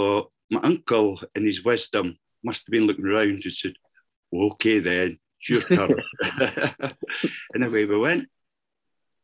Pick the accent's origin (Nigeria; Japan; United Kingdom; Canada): United Kingdom; Kelso, Scotland; my hometown in Kelso